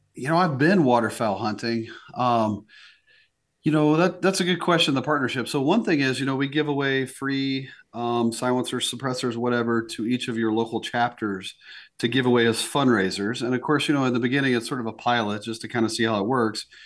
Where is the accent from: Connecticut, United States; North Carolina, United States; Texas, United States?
North Carolina, United States; moved away as an adult; now in South Dakota, United States; I was born in the South and grew up there in the Southeast, mostly in North Carolina